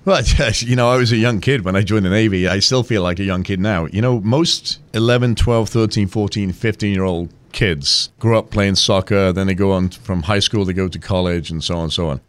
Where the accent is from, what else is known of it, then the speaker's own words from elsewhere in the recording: England, United Kingdom; now in United States; I grew up in England